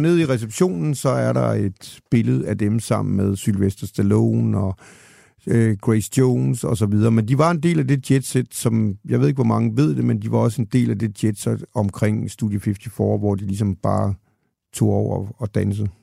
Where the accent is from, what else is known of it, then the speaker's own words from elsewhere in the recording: Denmark; moved away as an adult; also born or lived in Copenhagen; jeg kommer fra Jylland til København